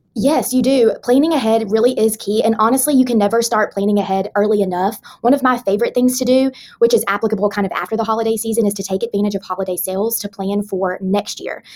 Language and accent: English; the South, United States; I am a Southerner